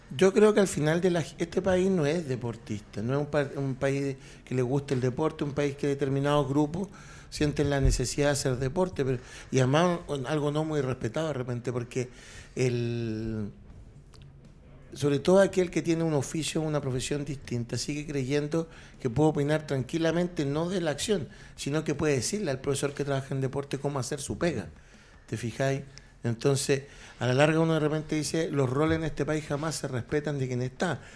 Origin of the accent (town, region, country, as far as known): Chile